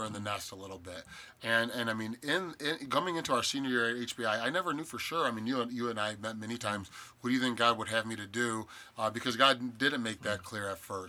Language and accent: English; Cleveland, Ohio, United States; I'm from Cleveland.